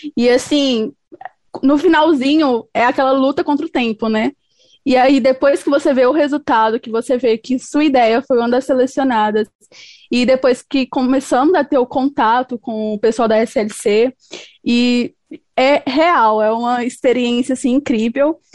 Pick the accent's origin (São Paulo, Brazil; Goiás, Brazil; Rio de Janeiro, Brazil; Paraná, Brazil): Goiás, Brazil; Goiânia; eu sou goiana, sou aqui de Goiânia, Goiás.